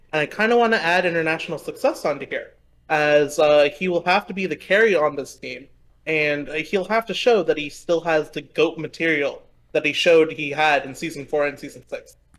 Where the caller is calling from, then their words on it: Dallas, Texas, United States; I'm calling from Dallas, Texas.